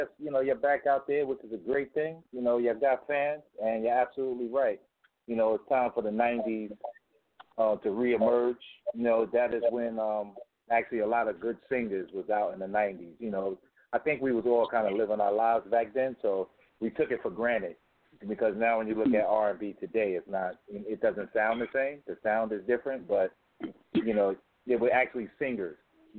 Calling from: Harlem, New York, United States; from Harlem.

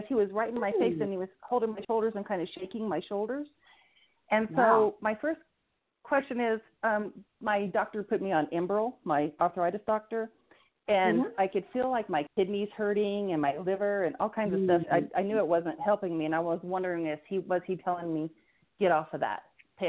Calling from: Eastern New Mexico, United States; I'm calling from Eastern New Mexico.

